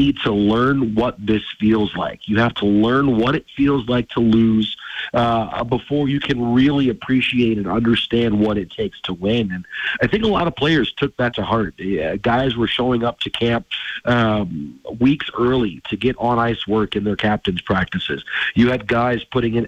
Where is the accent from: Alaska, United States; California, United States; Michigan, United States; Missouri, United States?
Michigan, United States; Detroit; moved away; I grew up in Detroit, and it was late 90s, early 2000s